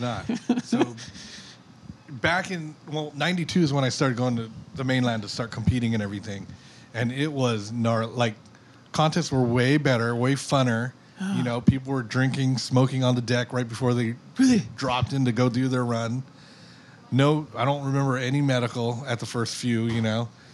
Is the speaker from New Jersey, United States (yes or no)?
no; Makakilo, Hawaii, United States; I'm from Oahu, I'm from Makakilo